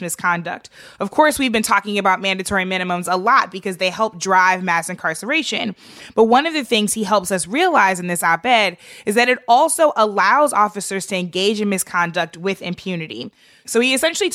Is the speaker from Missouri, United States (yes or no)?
yes; St. Louis, Missouri, United States; my hometown of St. Louis